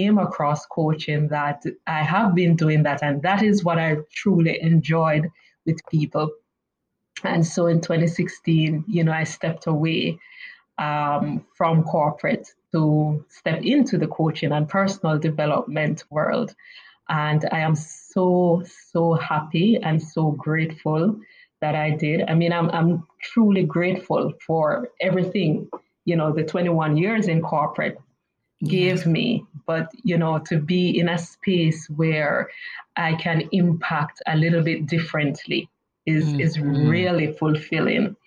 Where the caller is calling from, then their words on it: Kingston, Jamaica; calling from sunny, beautiful Kingston, Jamaica